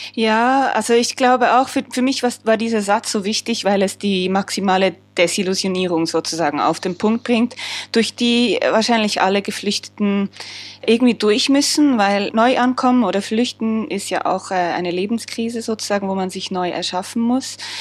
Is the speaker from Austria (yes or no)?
no; Switzerland; als Schweizerin